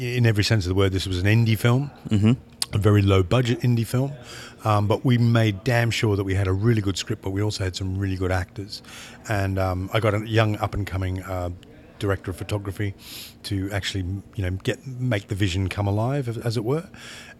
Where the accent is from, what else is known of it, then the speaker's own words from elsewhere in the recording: Australia; now in England; I'm from Australia, I live in England